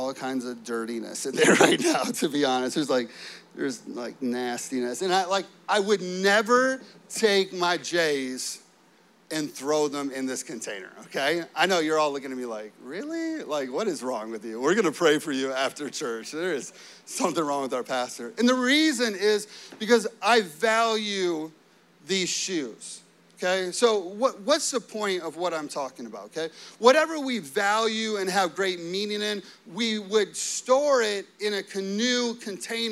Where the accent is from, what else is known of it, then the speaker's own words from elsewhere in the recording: Chicago, Illinois, United States; growing up in the Chicago area, it snows a lot